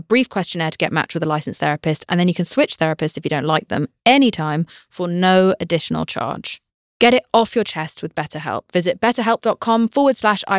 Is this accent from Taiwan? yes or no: no; United Kingdom; I'm British